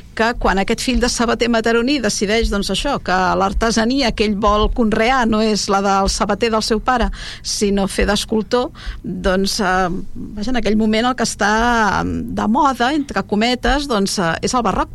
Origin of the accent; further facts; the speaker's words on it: Argentona, Catalonia, Spain; jo que soc d'Argentona